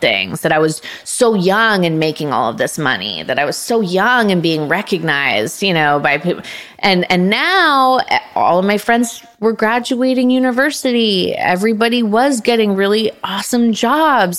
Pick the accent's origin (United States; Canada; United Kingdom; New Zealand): Canada; moved away; It filmed in my hometown, so I got to be around my family for the first time in 10 oh, years